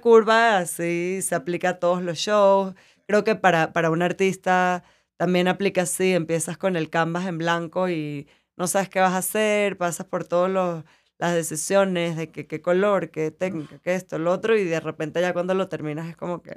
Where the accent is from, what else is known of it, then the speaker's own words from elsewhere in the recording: Venezuela; moved away as an adult; also born or lived in New York; yo llevo 12 años que me fui de Venezuela